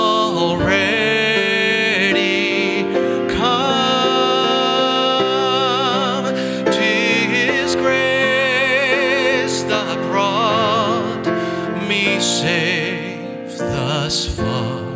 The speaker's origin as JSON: {"language": "English", "country": "Argentina", "tie": "born or raised there", "moved": "yes", "said": "one of my favorite hymns that I grew up with back in Argentina"}